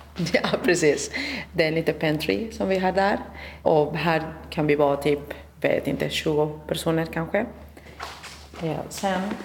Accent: Spain; now in Sweden; Jag kommer från Spanien

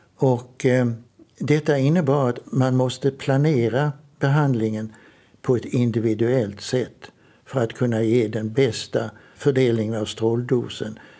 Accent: Trelleborg, Skåne, Sweden; jag är uppvuxen i Trelleborg, Söderslätt

